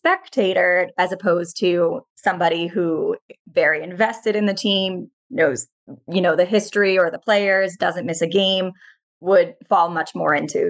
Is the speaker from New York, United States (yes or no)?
yes; outside of Buffalo, New York, United States; moved away as an adult; now in Maryland, United States; So I grew up outside of Buffalo, a little bit south of Buffalo, before moving down to Maryland for grad school and staying in Maryland for licensure and starting work at Empowering You.